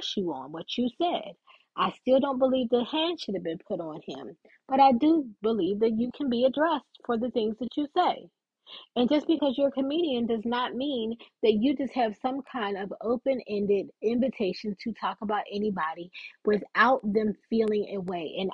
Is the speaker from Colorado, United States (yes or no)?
no; Texas, United States; I'm from Texas.